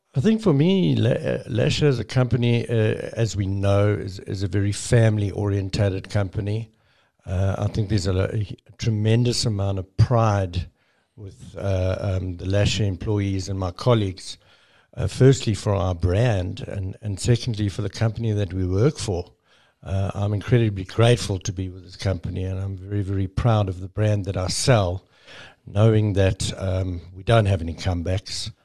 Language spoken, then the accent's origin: English; South Africa